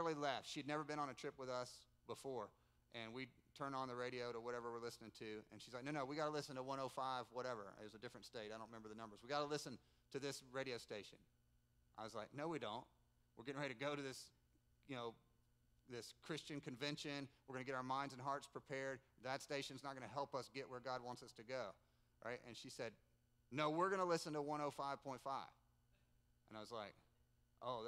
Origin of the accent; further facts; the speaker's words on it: United States; I'm American. I'm a pastor